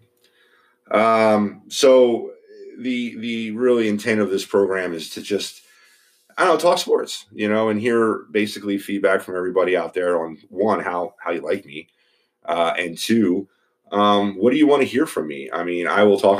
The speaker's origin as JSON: {"language": "English", "town": "Philadelphia", "region": "Pennsylvania", "country": "United States", "tie": "born or raised there", "said": "I am from Philadelphia, Pennsylvania. I was born and raised here"}